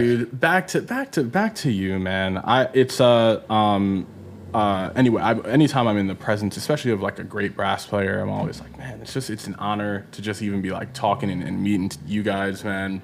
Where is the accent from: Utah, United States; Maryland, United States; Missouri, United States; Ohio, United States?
Maryland, United States; Baltimore; now in Los Angeles, United States; I'm from Baltimore